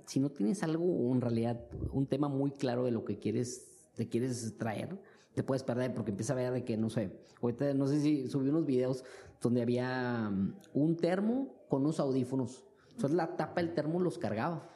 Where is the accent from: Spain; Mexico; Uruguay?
Mexico; now in China; como mexicanos